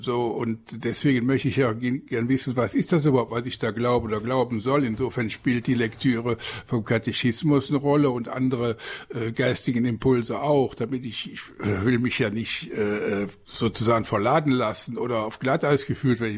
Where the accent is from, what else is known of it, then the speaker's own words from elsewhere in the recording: Aachen, North Rhine-Westphalia, Germany; moved away as an adult; now in Lower Rhine, Germany; Ich komme ja aus Aachen